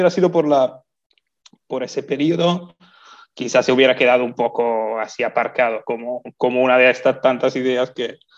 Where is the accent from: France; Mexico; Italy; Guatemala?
Italy; moved away as an adult; now in Lanzarote, Spain; Yo soy italiano, sí.